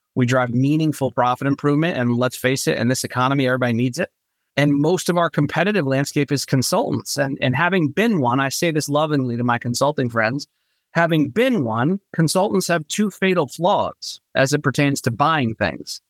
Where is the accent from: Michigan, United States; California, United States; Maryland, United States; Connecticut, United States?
Connecticut, United States; Norwalk; moved away as an adult; also born or lived in Lancaster, Pennsylvania; now in Charleston, United States; I was born and raised in Norwalk, Connecticut